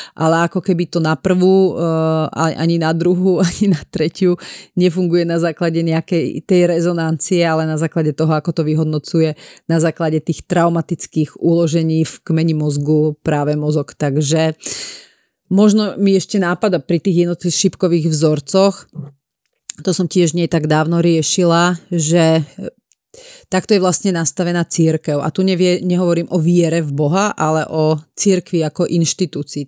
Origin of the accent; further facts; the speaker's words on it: Piešťany, Trnava Region, Slovakia; now in Bratislava, Slovakia; ja som z Piešťan a my sme hovorili, idem pri školu